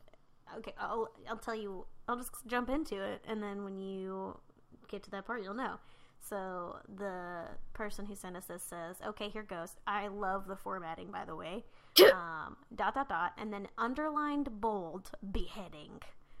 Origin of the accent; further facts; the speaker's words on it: British Columbia, Canada; so I grew up on Vancouver Island in BC, Canada. I was going to, British Columbia.